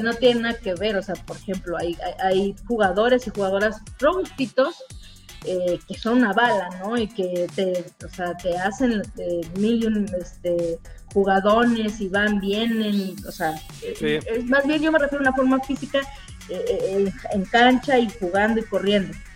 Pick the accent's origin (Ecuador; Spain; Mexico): Mexico; Veracruz; Por de donde soy